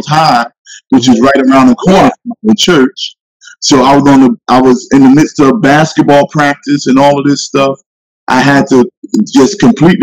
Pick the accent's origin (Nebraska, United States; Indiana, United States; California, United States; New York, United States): New York, United States; New York City; moved away; also born or lived in Roosevelt, New York / Long Island, New York; we grew up in Brooklyn, New York, in public housing. Is where we really grew up in East New York, Brooklyn.